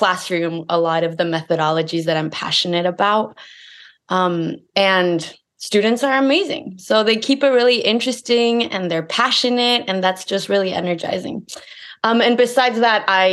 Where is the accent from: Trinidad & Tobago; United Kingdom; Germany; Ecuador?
Ecuador; moved away as an adult; now in St. Louis, United States; I grew up in Ecuador. Then I came to the United States